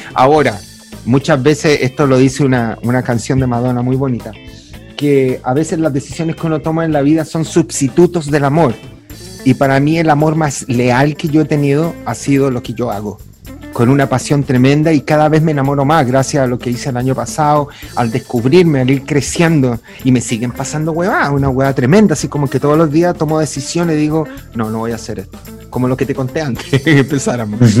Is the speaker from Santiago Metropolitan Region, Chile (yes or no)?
yes; Santiago, Santiago Metropolitan Region, Chile; nací en San Miguel, barrio trabajador